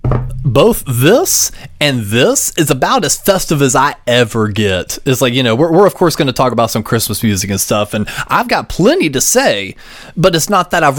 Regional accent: North Carolina, United States; I was raised in North Carolina

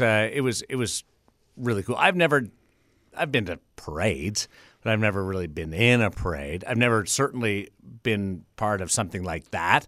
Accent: Canada; now in Las Vegas, United States; Being a Canadian

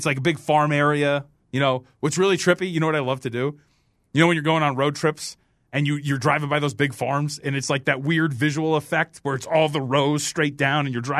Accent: California, United States; I grew up in the Bay Area. My favorite team was the 49ers. Team across the Bay was the Raiders.

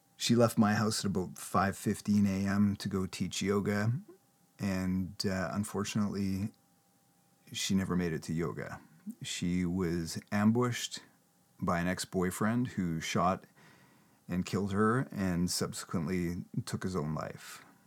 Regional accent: Canada; I'm a Canadian, I talk in kilometers

